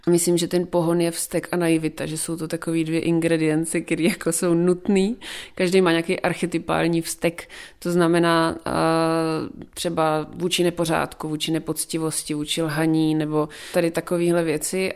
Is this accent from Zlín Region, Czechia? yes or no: no; South Moravian Region, Czechia; jsem z Jižní Moravy